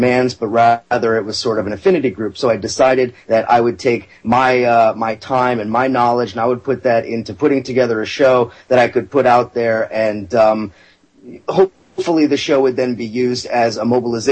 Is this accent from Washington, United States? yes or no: no; California, United States; now in New York City, United States; I live in New York City. I'm originally from California